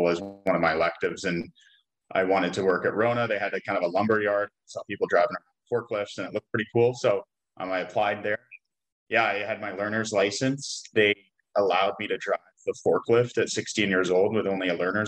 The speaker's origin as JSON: {"language": "English", "town": "Vancouver", "region": "British Columbia", "country": "Canada", "tie": "born or raised there", "lives_now": "Kelowna, Canada", "said": "I grew up in Vancouver, British Columbia, lived there until I was about 28, and then I moved to Kelowna"}